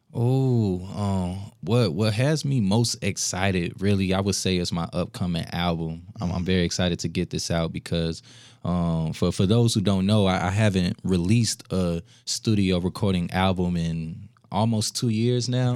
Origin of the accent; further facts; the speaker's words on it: Minneapolis, Minnesota, United States; also born or lived in Saint Paul; I'm from the South Side, Minneapolis